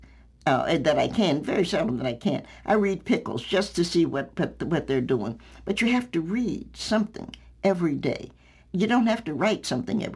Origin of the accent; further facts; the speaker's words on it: Knoxville, Tennessee, United States; moved away as an adult; now in Virginia, United States; I'm a Knoxvillian by birth